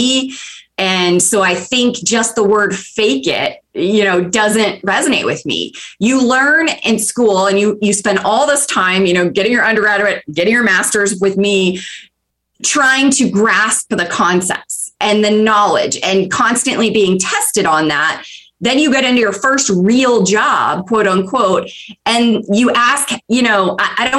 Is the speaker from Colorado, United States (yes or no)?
no; 20 miles south of Atlanta, Georgia, United States; moved away as an adult; I moved here from Georgia. I grew up 20 miles south of Atlanta.